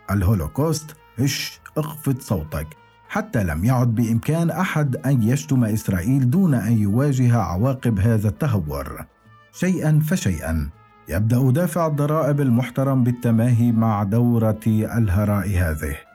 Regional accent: Palestine; now in Germany; لماذا يجب علي كفلسطيني يعيش في المانيا ان ادفع هذا الثمن

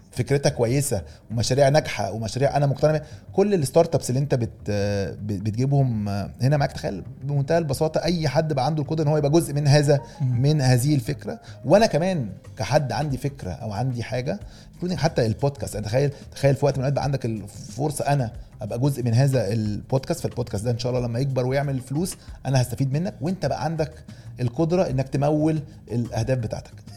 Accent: Egypt; احنا من مصر بس كلنا ك ك كمصريين ننتمي الى الوطن العربي

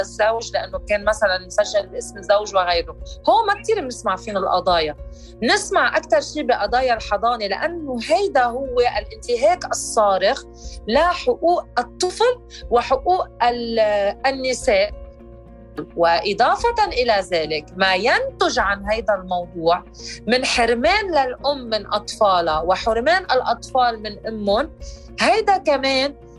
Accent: Lebanon; انا امراه لبنانيه مواطنه بقلب لبنان

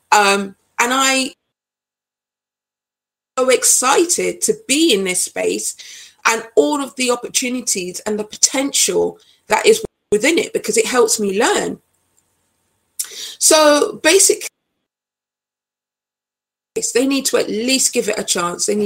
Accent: Nottingham, East Midlands, United Kingdom; I'm British born, but my origins are Jamaican. I know what it is to be an other. I grew up in Nottingham, and in Nottingham, it's very multicultural, as is London.

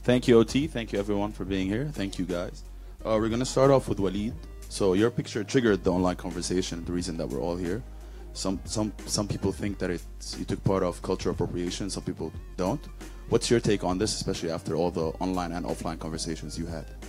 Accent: Abu Dhabi, United Arab Emirates; moved away as an adult; now in Dubai, United Arab Emirates; born and bred in Abu Dhabi.

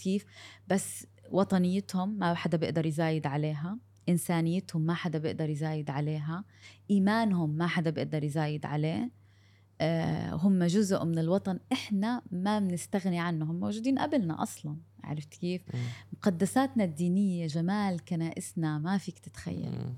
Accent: Gaza, Gaza Strip, Palestine; moved away; انا من غزه

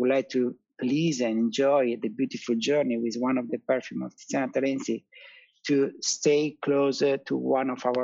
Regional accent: Italy; we are Italian, you know, very very superstitious.

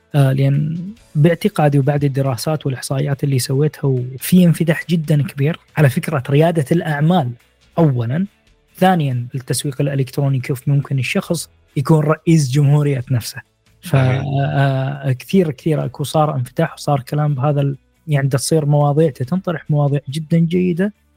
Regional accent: Iraq; born or raised there; now in Bucharest, Romania

